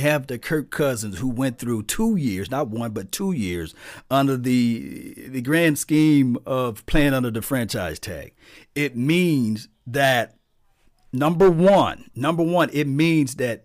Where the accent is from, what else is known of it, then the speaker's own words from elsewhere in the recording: the South, United States; I'm from the South